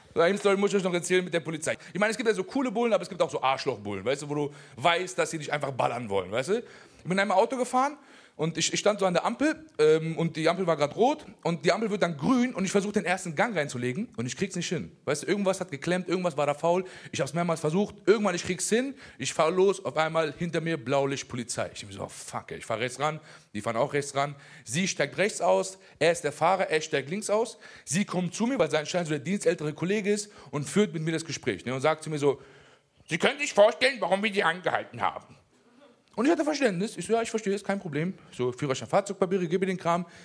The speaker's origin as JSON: {"language": "German", "country": "Germany", "tie": "born or raised there", "also_born_or_lived": "Afghanistan (ancestry)", "said": "ich in diesem Land geboren bin, ich bin hier aufgewachsen und ich sehe auch Deutschland als meine Heimat"}